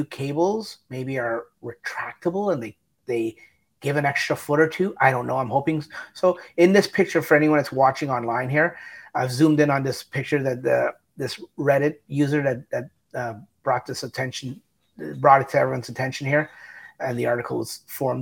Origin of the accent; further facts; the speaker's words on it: Canada; We're Canadian.